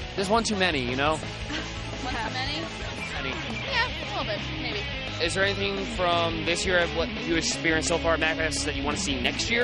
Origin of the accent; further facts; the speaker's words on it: Illinois, United States; now in South Carolina, United States; originally from Illinois, but we came down from South Carolina